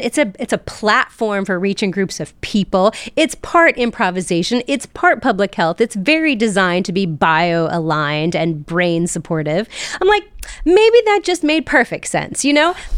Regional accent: South Charleston, West Virginia, United States; I was born and raised in South Charleston, West Virginia.

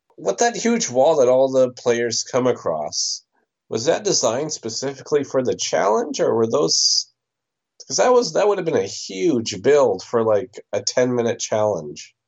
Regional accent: Canada; I am from Canada

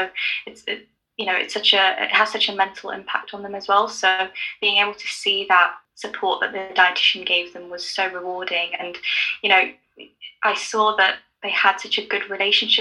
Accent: London, United Kingdom; also born or lived in Nottingham; Even though I'm from London, I've spent most of my life in London

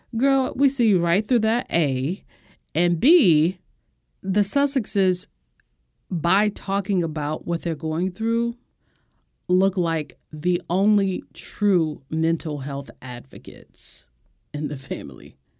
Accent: United States; as an American

